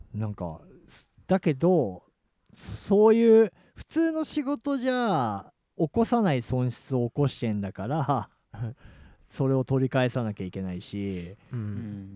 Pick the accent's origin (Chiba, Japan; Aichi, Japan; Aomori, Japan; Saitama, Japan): Chiba, Japan; 俺千葉人だから